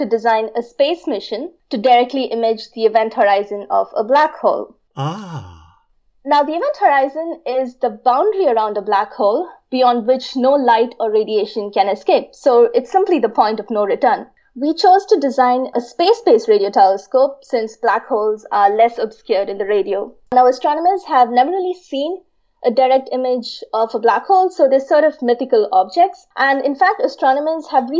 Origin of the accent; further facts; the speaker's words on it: Chennai, Tamil Nadu, India; I was born and raised in Chennai in India